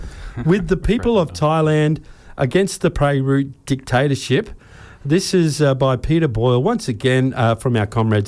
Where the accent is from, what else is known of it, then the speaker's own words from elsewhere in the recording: Sydney, New South Wales, Australia; moved away; So that's my experience as an expert growing up in Sydney.